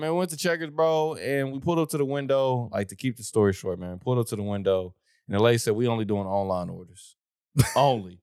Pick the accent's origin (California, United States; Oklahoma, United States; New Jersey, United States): Oklahoma, United States; I'm from the South